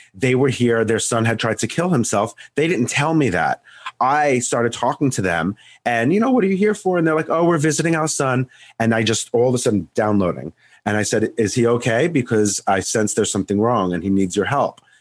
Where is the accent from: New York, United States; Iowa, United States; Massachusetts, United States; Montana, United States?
New York, United States; Long Island; I'm from New York, Long Island